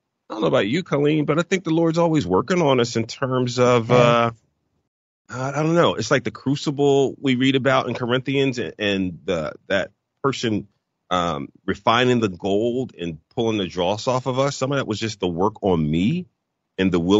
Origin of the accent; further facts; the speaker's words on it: Philadelphia, Pennsylvania, United States; moved away as an adult; also born or lived in Chicago / Dallas / Oklahoma; my wife and I were born and raised in Philadelphia. We had never moved before